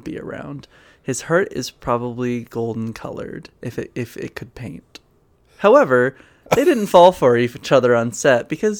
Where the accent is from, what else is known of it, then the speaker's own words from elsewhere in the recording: Massachusetts, United States; What's the same about us is not just that we're from Massachusetts, which was such a delight.